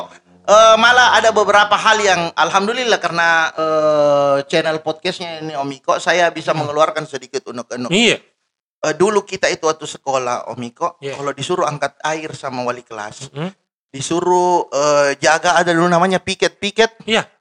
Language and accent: Indonesian; Makassar, South Sulawesi, Indonesia; Kalau saya asli Makassar karena dilahirkan di Makassar